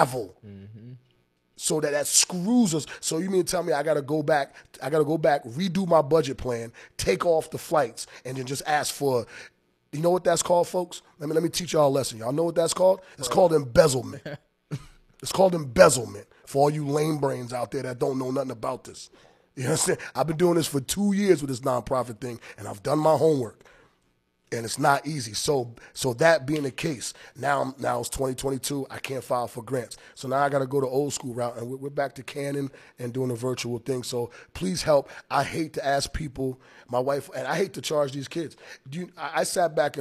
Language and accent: English; Long Branch, New Jersey, United States; moved away as an adult; also born or lived in Maryland; now in Rhode Island, United States; I'm from Long Branch, New Jersey